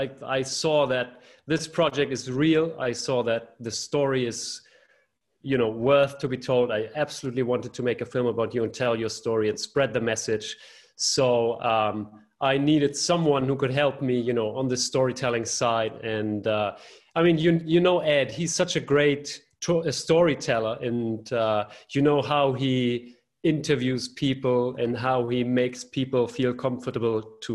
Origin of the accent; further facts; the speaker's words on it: outside Hamburg, Germany; I grew up just outside of Hamburg in the countryside, but then moved to the city